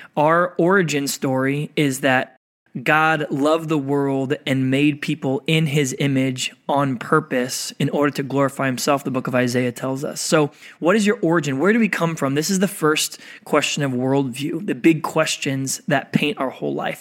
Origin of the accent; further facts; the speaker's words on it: Oklahoma, United States; moved away; also born or lived in San Diego; I grew up in the Midwest, I grew up in Oklahoma